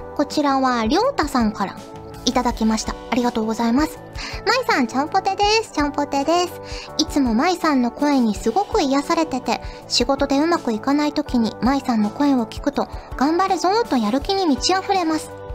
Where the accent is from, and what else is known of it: Fukuoka, Japan; born or raised there; moved away